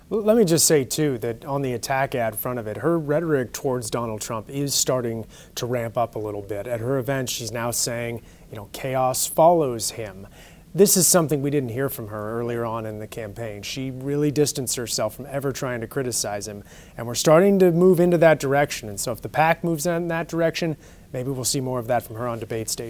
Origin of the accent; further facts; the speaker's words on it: California, United States; moved away; I'm native Californian and just came from there